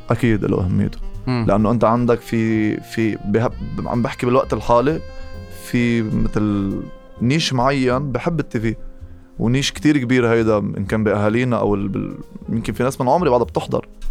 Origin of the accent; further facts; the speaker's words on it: Lebanon; انا شاب لبناني